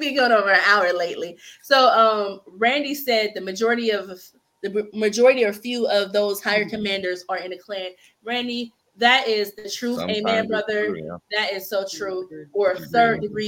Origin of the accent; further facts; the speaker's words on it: Youngstown, Ohio, United States; we're from Youngstown, Ohio